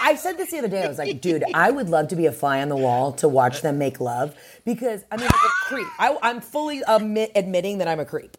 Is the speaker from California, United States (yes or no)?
no; Atlanta, Georgia, United States; in Atlanta at the Fox Theater, which is my hometown spot